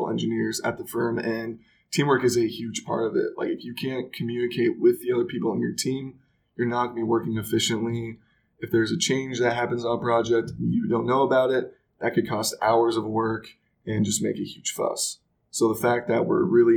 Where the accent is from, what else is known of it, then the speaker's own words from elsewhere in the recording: Nebraska, United States; Rooting for the Huskers your entire life and just knowing kind of like state pride is huge here